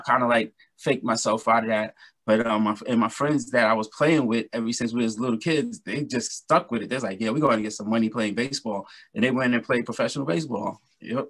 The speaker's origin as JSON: {"language": "English", "town": "New York City", "region": "New York", "country": "United States", "tie": "born or raised there", "lives_now": "Valley Stream, United States", "said": "I'm born and raised in Brooklyn, New York"}